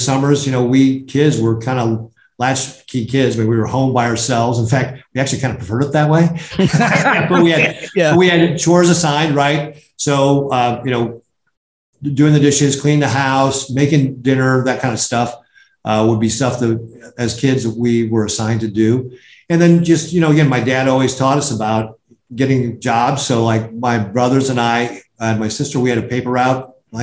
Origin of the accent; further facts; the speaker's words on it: Omaha, Nebraska, United States; also born or lived in Chicago; we grew up in Omaha, and my mom and dad are originally from a small town about 50 minutes south of Omaha called Nebraska City. And actually, that's where I was born